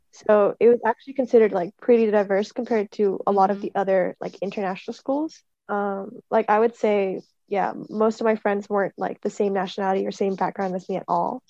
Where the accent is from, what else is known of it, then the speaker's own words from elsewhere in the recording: New York, United States; born there; once I reapplied with my American passport, because I was born in New York, they accepted me